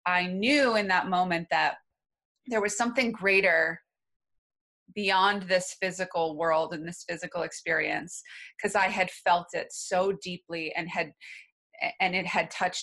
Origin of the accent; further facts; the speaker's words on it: New Hampshire, United States; I grew up in New Hampshire.